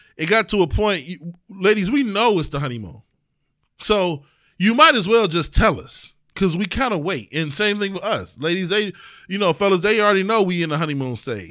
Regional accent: East Cleveland, Ohio, United States; we grew up in East Cleveland

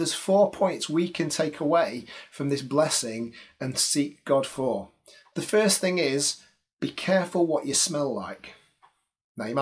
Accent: Salford, North West England, United Kingdom; moved away; also born or lived in Liverpool / Aberystwyth; I'm actually from Manchester. Technically, I'm from Salford

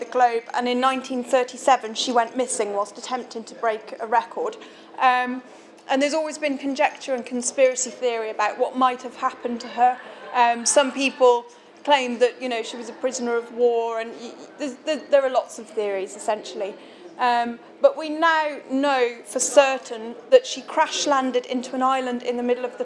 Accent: Shrewsbury, West Midlands, United Kingdom; this is my hometown

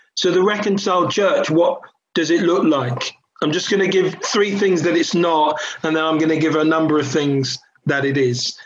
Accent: London, United Kingdom; I grew up in a New Frontiers church in, in Catford, southeast London. I was born in Catford

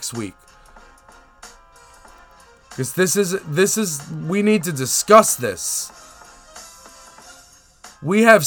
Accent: New York City, New York, United States; I'm from Staten Island. I live on Staten Island

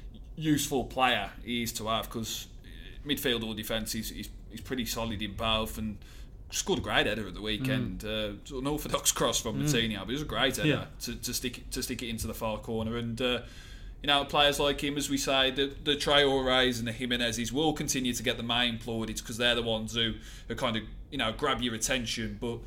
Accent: Willenhall, West Midlands, United Kingdom; also born or lived in Wolverhampton; Willenhall, New Invention, was where I kind of grew up. And, yeah, just living in Wolverhampton there.

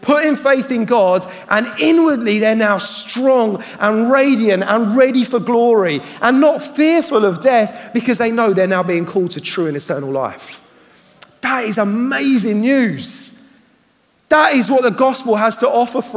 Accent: United Kingdom; I'm a Brit

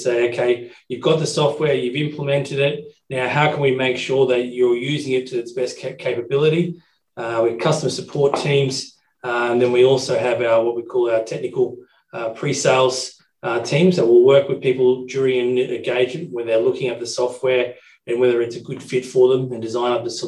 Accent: Brisbane, Queensland, Australia; I was born in Brisbane 40-odd years ago and grew up here in Brisbane

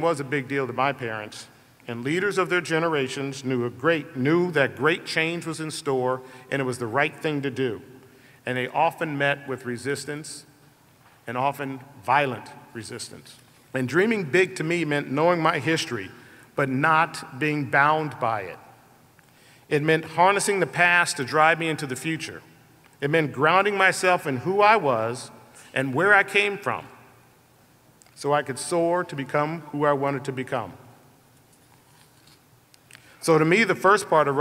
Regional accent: Colorado, United States; a 10-year-old boy growing up in Colorado

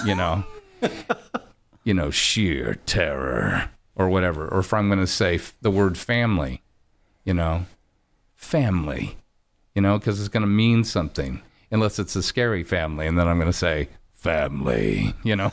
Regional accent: Orange County, California, United States; I'm from County and, you know, Cal State Fullerton

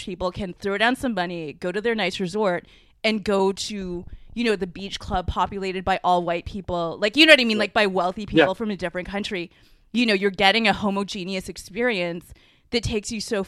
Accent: Canada; I was born here and I'm like barely Chinese. Lewis says my culture is white, which is true because I'm from Canada.

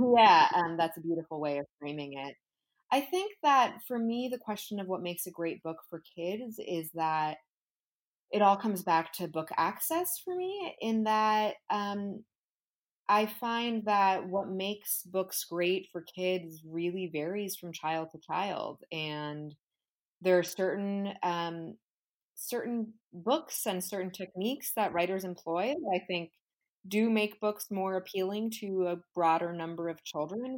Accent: New York City, New York, United States; I am from New York City. I write books for children that focus on the contemporary Latino experience in the United States and also about Latin American history. Um, I was raised in a bilingual Cuban American household here in New York.

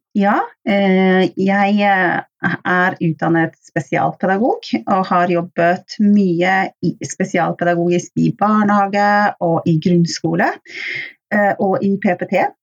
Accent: Oslo, Norway; moved away as an adult; now in Stavanger, Norway; så kommer jeg opprinnelig fra Oslo

